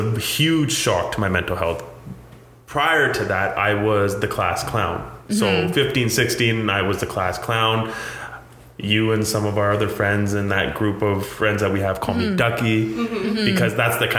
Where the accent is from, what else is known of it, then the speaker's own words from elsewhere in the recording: Abbotsford, British Columbia, Canada; also born or lived in India; I grew up in Abbotsford, British Columbia